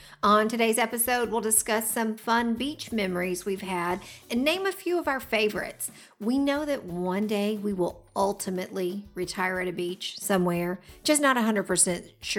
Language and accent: English; Georgia, United States; also born or lived in Florida; I grew up in Georgia. I lived in Florida for about a year as a toddler, but I really have no memories of that whatsoever.